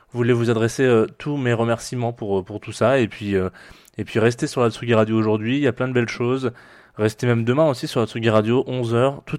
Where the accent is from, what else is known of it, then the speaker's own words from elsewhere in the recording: Provence-Alpes-Côte d'Azur, France; pour ceux qui ne le savent pas, je suis d'origine du Var. Voilà, donc j'ai pris un autre accent que celui du Var.